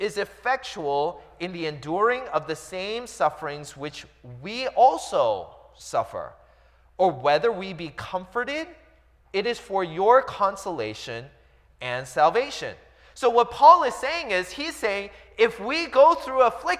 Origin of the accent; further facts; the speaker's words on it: United States; I was born and raised here in the States